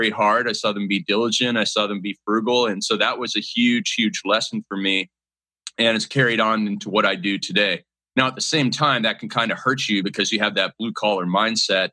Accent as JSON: {"language": "English", "country": "Canada", "tie": "born or raised there", "said": "growing up in Canada"}